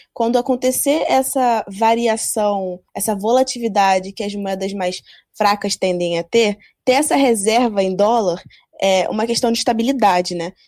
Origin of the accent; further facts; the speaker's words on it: Brazil; a gente, como brasileiro